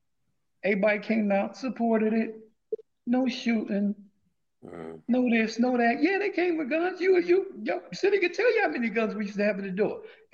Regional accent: New York City, New York, United States; born or raised there

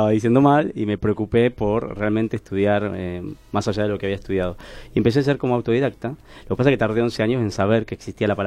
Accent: Tandil, Buenos Aires Province, Argentina; moved away as an adult; a los 18 años, eh, fácil. Entré a trabajar, vine de Tandil con, con nada, como vienen muchos del interior, a, estudiar pero a estudiar y trabajar primero

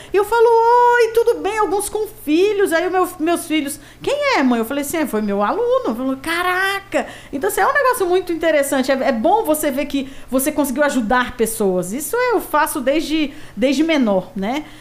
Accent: Brasília, Federal District, Brazil; Eu sou candanga, realmente nascida e criada em Brasília.

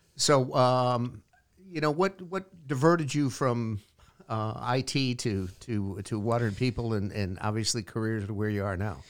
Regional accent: Portland, Connecticut, United States; the town of Portland, my hometown

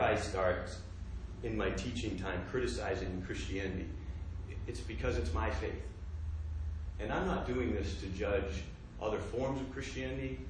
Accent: United States; growing up in America

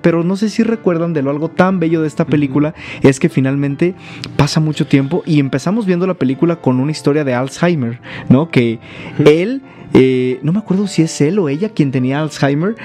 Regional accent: Mexico; identifica como mexicanos

